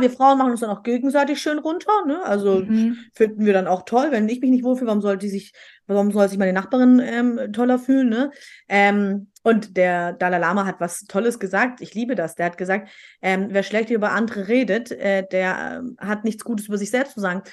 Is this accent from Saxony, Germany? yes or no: no; Stuttgart, Baden-Württemberg, Germany; bei uns in Stuttgart